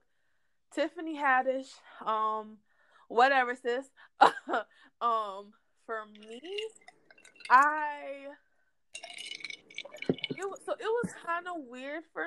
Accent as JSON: {"language": "English", "town": "Boston", "region": "Massachusetts", "country": "United States", "tie": "born or raised there", "said": "I grew up in Dorchester"}